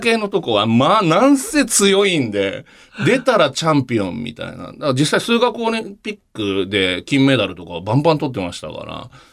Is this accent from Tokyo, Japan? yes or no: yes; Tokyo, Japan; 東京の、もうずっと東京の真ん中って、都心じゃなくて田舎の方ですけど